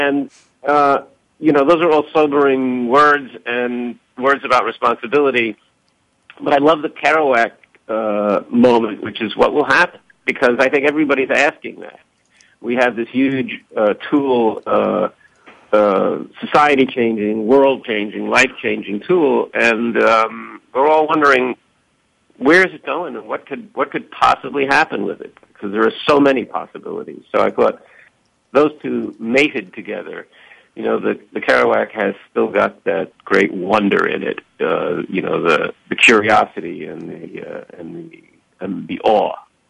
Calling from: Los Angeles, California, United States; Cloudy, overcast, and dreary Los Angeles, California.

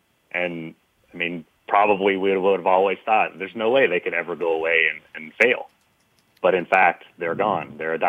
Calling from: Dublin, California, United States; I am calling today from Dublin, California, which is just outside San Francisco in the Bay Area. Calling from home.

